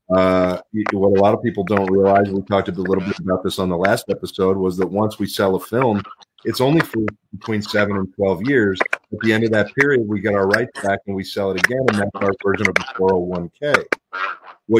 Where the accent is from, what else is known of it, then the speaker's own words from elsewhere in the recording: Pittsburgh, Pennsylvania, United States; moved away; also born or lived in Los Angeles, California; I grew up in Pittsburgh, and I moved out to L.A. a long time ago, and I spent a lot of time out in L.A. growing up